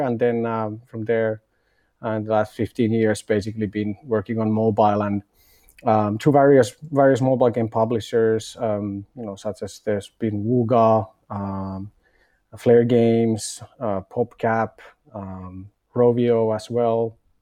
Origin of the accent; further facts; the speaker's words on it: Finland; moved away as an adult; now in Berlin, Germany; I'm originally from Finland